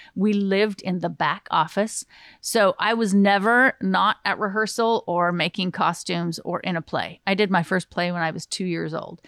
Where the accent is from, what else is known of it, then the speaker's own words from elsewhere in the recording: Southern Utah, United States; also born or lived in Glendale, California / Hollywood, California / Southern California; half California, half Utah